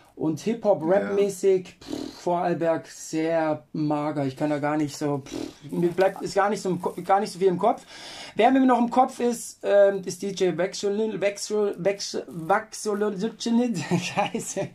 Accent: Lindau, Bavaria, Germany; ich bin eigentlich aus Lindau da am Bodensee

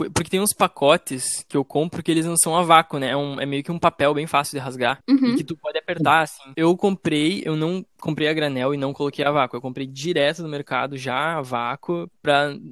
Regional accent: South Korea; Eu sou coreano.

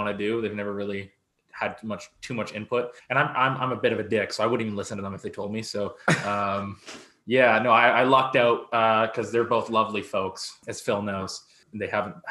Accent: Abbotsford, British Columbia, Canada; moved away as an adult; now in Victoria, Canada; Abbotsford, gang capital of Canada

